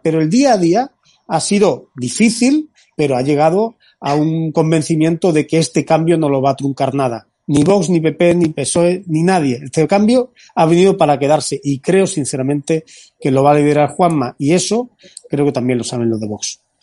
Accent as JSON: {"language": "Spanish", "town": "Antequera", "region": "Andalusia", "country": "Spain", "said": "Yo que soy de interior, yo que soy de Antequera"}